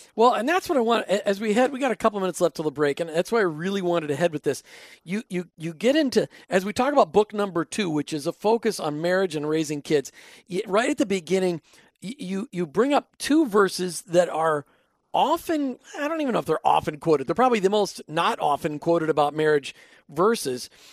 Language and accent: English; Minnesota, United States; accent: Minnesota; my Minnesota accent coming out there